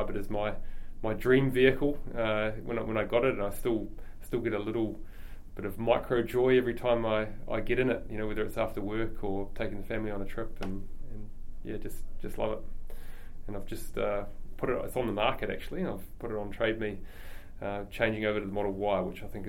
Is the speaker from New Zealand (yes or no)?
yes; Christchurch, Canterbury, New Zealand; also born or lived in Ashburton / Wellington / Germany; I grew up in Christchurch. Was born in Ashburton actually, but my family moved up when I was very young, only two, so I have no memories of living in Ashburton. I grew up here, went to school here, went to university here, University of Canterbury